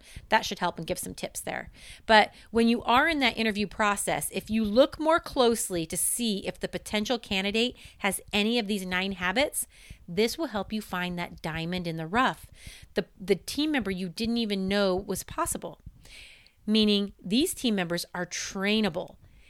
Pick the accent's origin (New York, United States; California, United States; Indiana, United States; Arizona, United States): Indiana, United States; now in Oregon, United States; I went to Penn High School before moving to Oregon.